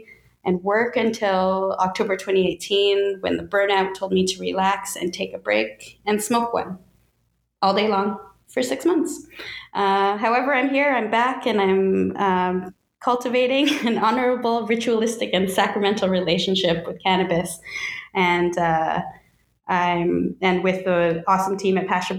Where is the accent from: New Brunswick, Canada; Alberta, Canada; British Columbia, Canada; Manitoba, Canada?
New Brunswick, Canada; Saint John; first language English; I was born in St. John, New Brunswick. I speak English as my first language, basically still my only language, but I'm always learning, trying to.